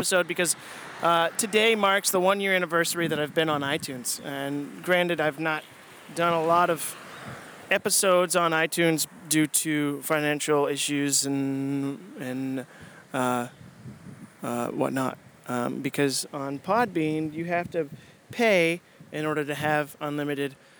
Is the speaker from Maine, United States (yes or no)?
yes; Maine, United States; I'm from Maine